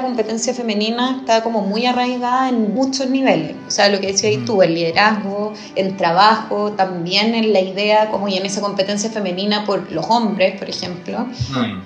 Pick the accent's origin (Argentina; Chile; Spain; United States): Chile; siendo chilena